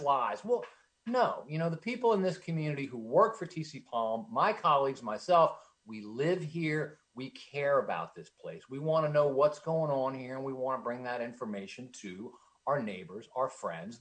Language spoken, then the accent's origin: English; Lancaster, Pennsylvania, United States; moved away as an adult; also born or lived in Pittsburgh, Pennsylvania; now in Southeast Florida, United States; I spent 22 years in my hometown, actually, working with Lancaster newspapers